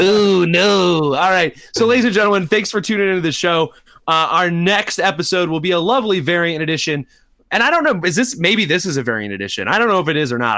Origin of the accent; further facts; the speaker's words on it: United States; as American kids who grew up in, in American schools